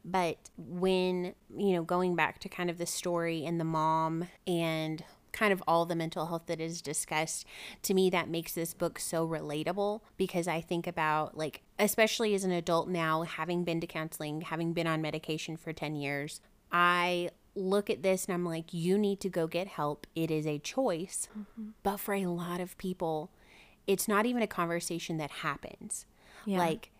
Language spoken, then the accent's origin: English; the South, United States; especially which we're from the South, it is difficult because mental health is not something that is talked about freely or openly a lot of the time.